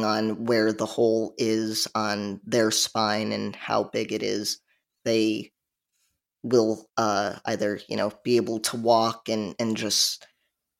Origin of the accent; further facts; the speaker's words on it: Chicagoland suburbs, Illinois, United States; now in South Carolina, United States; I live in South Carolina, but I'm originally from the Chicagoland suburbs.